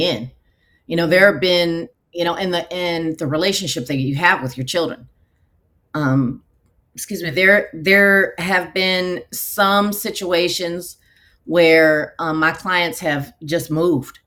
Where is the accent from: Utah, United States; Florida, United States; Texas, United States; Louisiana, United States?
Texas, United States; Houston; moved away as an adult; also born or lived in Nevada; we moved back to my hometown of Houston, Texas